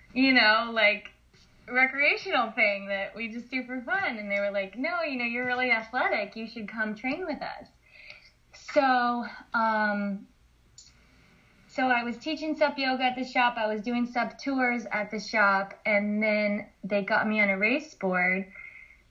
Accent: the Florida Keys, United States; moved away as an adult; now in Melbourne Beach, United States; I'm originally from the Florida Keys

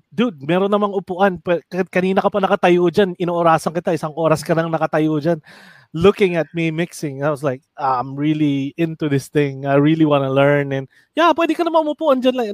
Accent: Fairview, Metro Manila, Philippines; Sabi ko, "Taga Fairview ako."

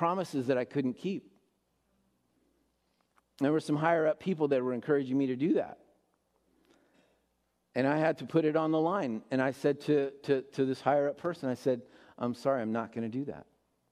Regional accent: United States; as American Christians

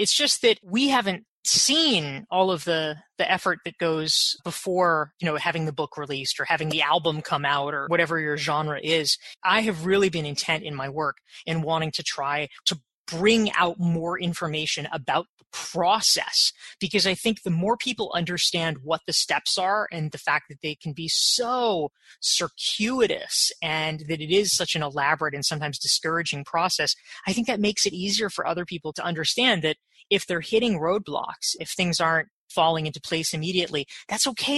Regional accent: Pinehurst, North Carolina, United States; born or raised there; now in New York, United States

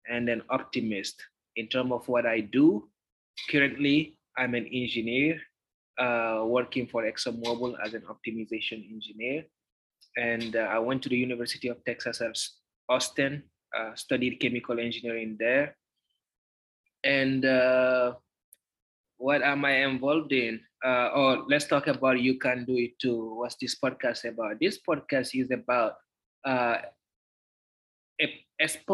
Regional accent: Guinea; now in Houston, United States; Guinea, which is my home country.

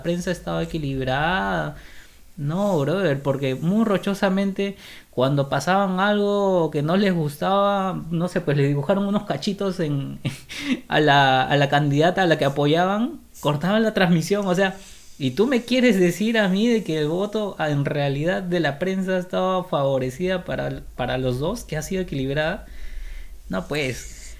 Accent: Lima, Peru; soy, soy limeño

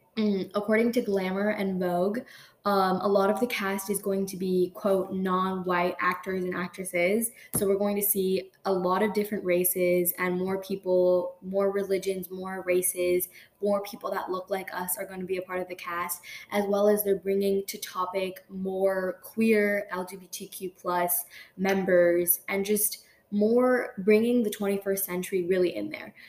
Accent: United States; being born in America like I legally I am an American

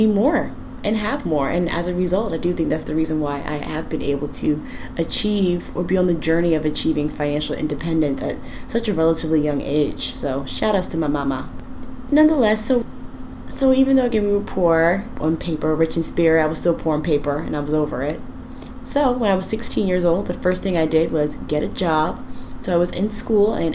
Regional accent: rural northeastern North Carolina, United States; also born or lived in Suffolk, Virginia / Portsmouth, Virginia; now in Washington, D.C., United States; We were from rural northeastern North Carolina

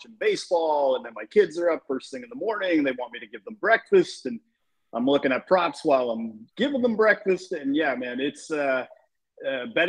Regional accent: Canada; we're Canadian

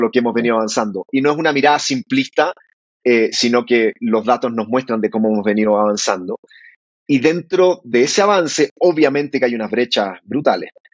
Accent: Calera de Tango, Santiago Metropolitan Region, Chile; moved away as an adult; now in Bogotá, Colombia; nos criamos en Calera de Tango, que queda, queda a las afueras de Santiago de Chile.

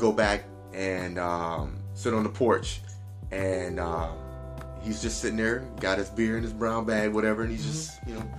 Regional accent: Detroit, Michigan, United States; I was raised in Detroit

